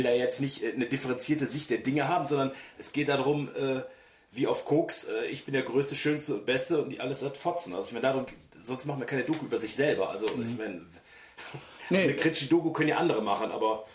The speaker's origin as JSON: {"language": "German", "country": "Germany", "tie": "born or raised there", "moved": "yes", "said": "ich bin natürlich auch auf dem Land groß geworden, auf dem richtigen Land und nicht schön, sondern total ätzend. Vor allem ähm, ich, einmal am Tag ein Bus nach Bonn fuhr, der dann drei Stunden gedauert hat"}